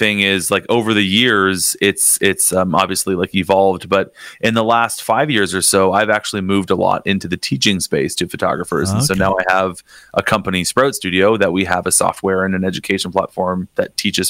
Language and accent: English; Niagara Falls, Ontario, Canada; I grew up in Niagara Falls, so I've been here my whole life.